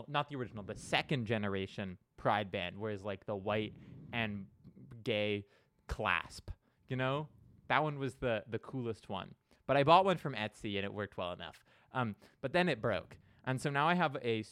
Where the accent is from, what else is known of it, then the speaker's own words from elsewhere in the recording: Canada; I'm Canadian